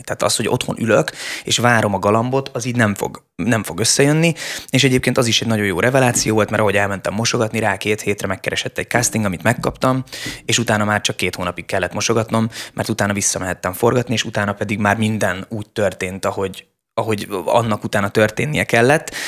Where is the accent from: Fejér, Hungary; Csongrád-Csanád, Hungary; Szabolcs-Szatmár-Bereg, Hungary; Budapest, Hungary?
Budapest, Hungary; én nem egy vidéki gyerek vagyok, én pesti gyerek vagyok